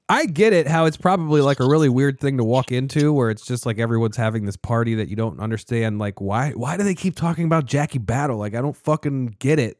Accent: Annapolis, Maryland, United States; I'm from Annapolis, Maryland, the original Nap Town

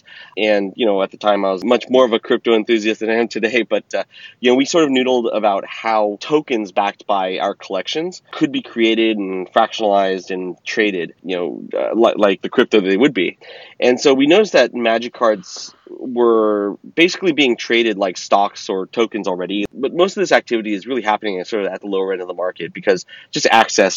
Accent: Bay Area, California, United States; I was born and raised in the Bay Area

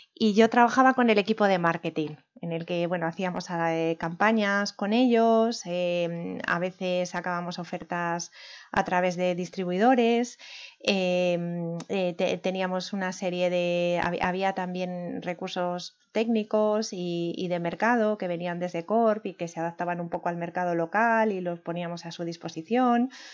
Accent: Turégano, Castile and León, Spain; moved away as an adult; also born or lived in Segovia / Germany / France / England; now in Madrid, Spain; Soy de Segovia, de Segovia capital, aunque me considero de pueblo porque la mayor parte de mi infancia la pasé en un pueblo que se llama Turégano, que está más o menos en el centro de la provincia

